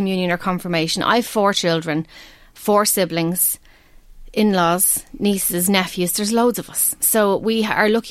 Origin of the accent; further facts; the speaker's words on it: Ireland; We're Irish.